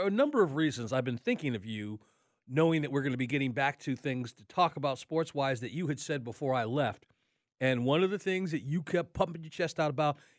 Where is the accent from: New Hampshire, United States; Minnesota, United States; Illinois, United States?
Illinois, United States; Chicago; moved away; somebody said I was from Chicago